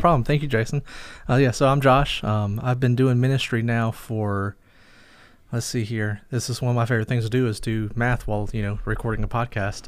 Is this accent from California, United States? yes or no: no; Fuquay-Varina, North Carolina, United States; moved away; also born or lived in Lillington, North Carolina; I grew up in North Carolina, a town called Fuquay Verena, but really more Lillington area